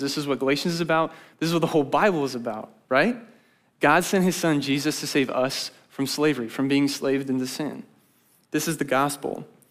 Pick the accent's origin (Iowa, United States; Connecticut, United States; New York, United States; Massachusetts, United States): Iowa, United States; Grimes; now in Ames, United States; I'm from Grimes.